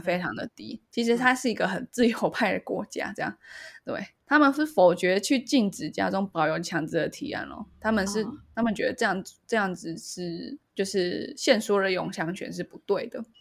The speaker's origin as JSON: {"language": "Chinese", "country": "Taiwan", "said": "身为一个台湾人"}